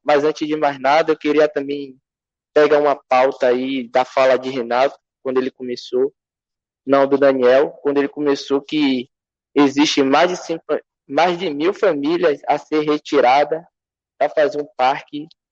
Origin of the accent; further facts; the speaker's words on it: Salvador, Bahia, Brazil; eu fui nascido lá no Tororó. Eu sou fruto do Tororó